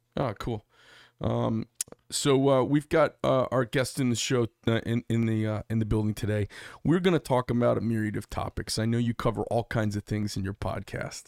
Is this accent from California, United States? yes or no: no; Phoenix, Arizona, United States; We're from Phoenix, Arizona